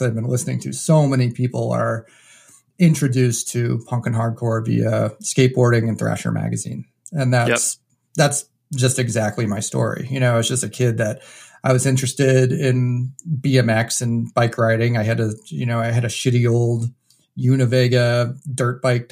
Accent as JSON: {"language": "English", "region": "New Hampshire", "country": "United States", "tie": "born or raised there", "also_born_or_lived": "Chicago / Martha's Vineyard / Boston", "moved": "as an adult", "said": "I was actually born and raised in New Hampshire."}